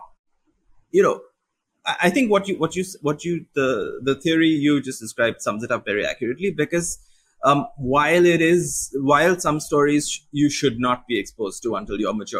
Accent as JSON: {"language": "English", "country": "India", "said": "as an Indian writer"}